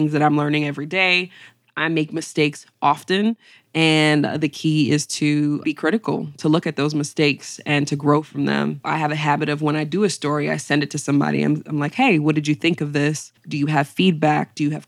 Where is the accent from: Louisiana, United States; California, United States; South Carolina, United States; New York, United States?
New York, United States; Syracuse; Big shout out to Syracuse 315. I would say Syracuse was everything. That was really my foundation.